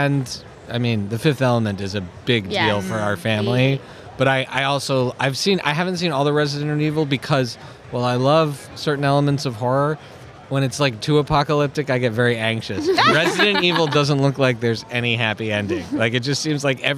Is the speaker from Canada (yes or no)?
yes; Canada; we grew up in Canada